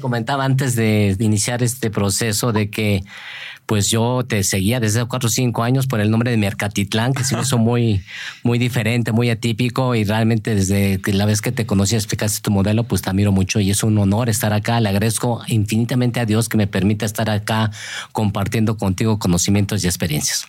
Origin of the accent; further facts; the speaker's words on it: Mexico; moved away as an adult; also born or lived in Berkeley, United States / Japan; como los mexicanos